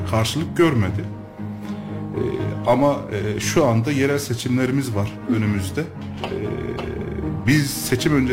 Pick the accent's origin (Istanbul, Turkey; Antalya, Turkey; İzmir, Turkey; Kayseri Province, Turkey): Kayseri Province, Turkey; Kayseri; 1987 Kayseri doğumluyum. İlk ve e, ortaokul ve liseyi e, Kayseri'de okudum.